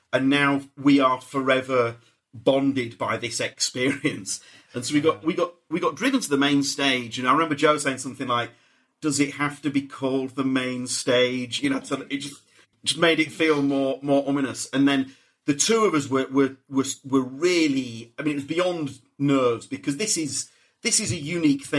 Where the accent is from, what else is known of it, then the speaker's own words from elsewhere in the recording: Leeds, Yorkshire and the Humber, United Kingdom; I'm from Leeds